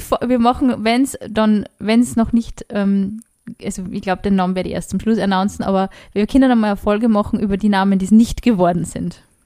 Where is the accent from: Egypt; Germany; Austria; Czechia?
Austria; Upper Austria; ich bin aus Oberösterreich